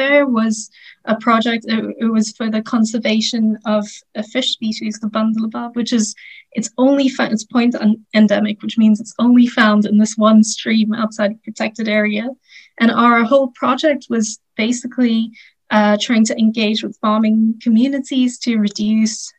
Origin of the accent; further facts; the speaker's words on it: Sri Lanka; now in Netherlands; I'm from Sri Lanka, but I'm currently teaching and living in the Netherlands.